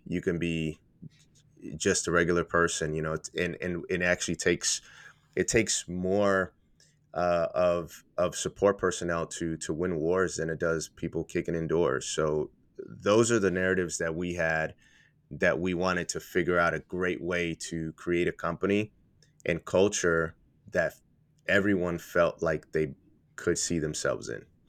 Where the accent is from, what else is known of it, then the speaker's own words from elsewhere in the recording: Puerto Rico; moved away; I'm from Puerto Rico